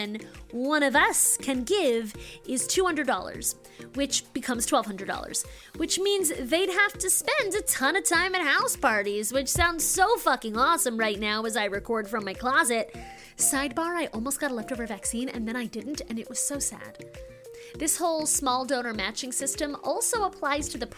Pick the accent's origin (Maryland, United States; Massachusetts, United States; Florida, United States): Maryland, United States; moved away; I'm from Maryland originally